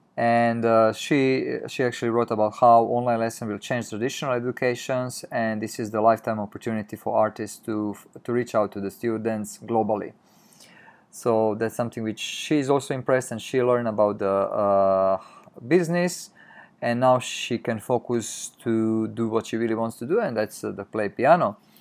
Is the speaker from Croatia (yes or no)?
yes; Croatia; moved away as an adult; now in Tokyo, Japan; we used to live in Europe, in Croatia, in my home country, and then m-, when we moved, uh, six years ago in, in Japan, in Tokyo